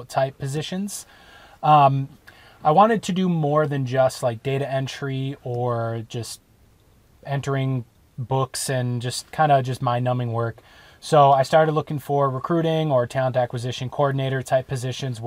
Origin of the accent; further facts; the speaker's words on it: Wisconsin, United States; moved away; we're from Wisconsin